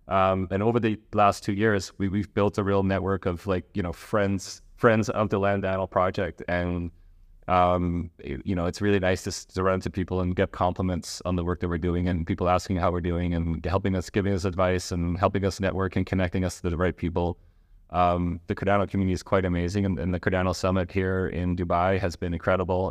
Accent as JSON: {"language": "English", "country": "Netherlands", "tie": "born or raised there", "also_born_or_lived": "Canada", "moved": "yes", "said": "I'm Dutch Canadian. I grew up in Holland"}